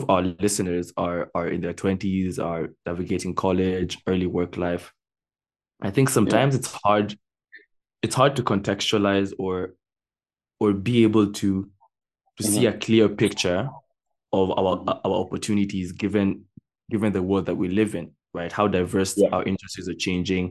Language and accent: English; Kenya; also born or lived in United States; When at the peak of my elementary school, when I was growing up in the States, my parents sent me back to Kenya, right? And so I was living with my cousins for a number of years